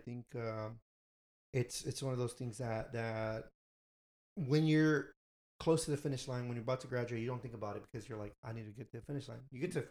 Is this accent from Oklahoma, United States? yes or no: no; Houston, Texas, United States; me back home in Houston.